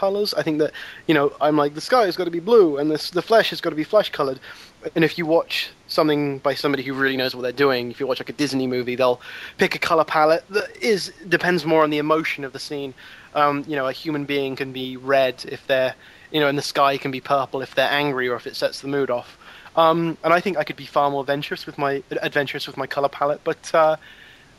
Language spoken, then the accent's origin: English; southern England, United Kingdom; accent: British, quite southern; it's probably a very general accent, actually. It's quite southern